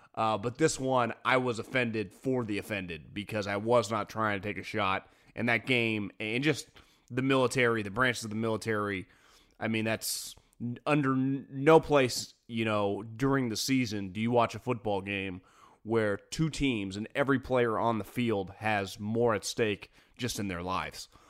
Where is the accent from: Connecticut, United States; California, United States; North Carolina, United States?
California, United States; Northern; also born or lived in Davis, California / Bay Area, California / Fresno, California / San Luis Obispo, California; Spent 34 years old, 32 of my years of life in, in Northern California, either in Davis, the Bay Area, Fresno, or San Luis Obispo